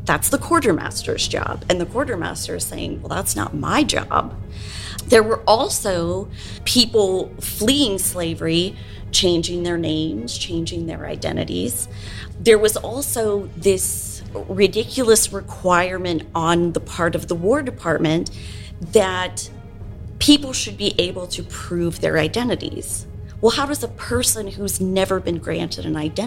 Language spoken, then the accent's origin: English; the North, United States; now in Nashville, United States; I'm from the North too